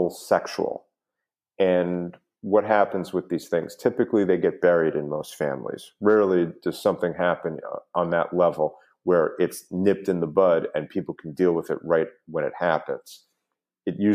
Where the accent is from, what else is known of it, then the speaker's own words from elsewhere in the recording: New York, United States; now in South Florida, United States; growing up in New York